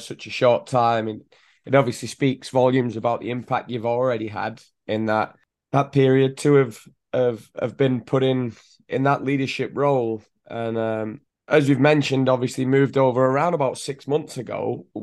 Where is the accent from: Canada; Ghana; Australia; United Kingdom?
United Kingdom; England; moved away as an adult; now in United States; growing up in England